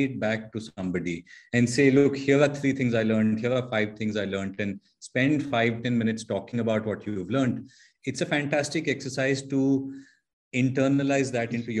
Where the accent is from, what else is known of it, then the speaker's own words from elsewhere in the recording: Dehradun, Uttarakhand, India; moved away as an adult; also born or lived in Mussoorie / Pune; I grew up in Dehradun, northern part of India.